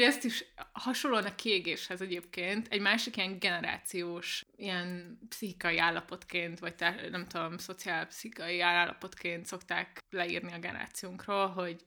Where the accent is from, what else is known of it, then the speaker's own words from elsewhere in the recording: Budapest, Hungary; Budapesten nőttem fel nagy részt